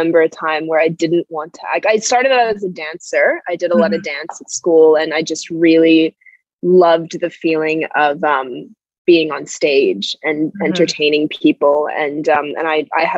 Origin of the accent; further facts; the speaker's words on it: Manila, Metro Manila, Philippines; moved away as an adult; now in Sydney, Australia; I'm Filipino-Australian. I grew up in Manila, so I was there until I was 18, and then I moved here 6 years ago